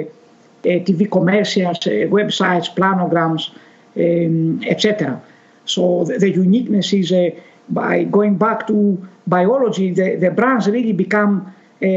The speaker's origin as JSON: {"language": "English", "country": "Greece", "said": "I'm originated from Greece"}